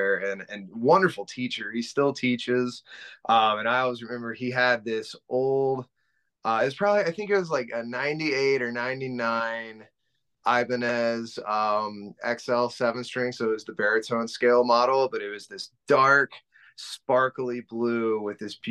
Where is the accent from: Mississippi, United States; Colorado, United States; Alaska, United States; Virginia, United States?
Mississippi, United States; Gulfport; moved away as an adult; also born or lived in Ocean Springs, Mississippi; now in Detroit, United States; I'm originally from Gulfport, Mississippi. I was born in Ocean Springs, but raised my whole life in Gulfport, Mississippi